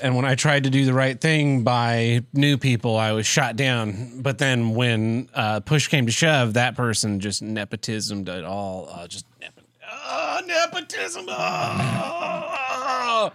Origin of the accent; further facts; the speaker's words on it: Tulsa, Oklahoma, United States; I'll be moving away from Tulsa, my hometown